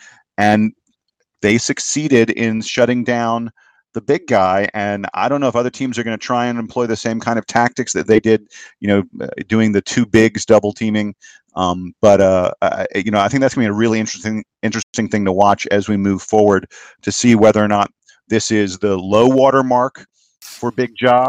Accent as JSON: {"language": "English", "town": "Atlanta", "region": "Georgia", "country": "United States", "said": "I'm from Atlanta"}